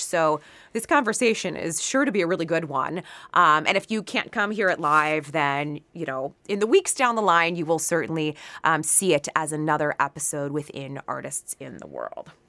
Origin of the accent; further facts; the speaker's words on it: Pittsburgh, Pennsylvania, United States; moved away as an adult; also born or lived in New York City; my hometown of the city of Pittsburgh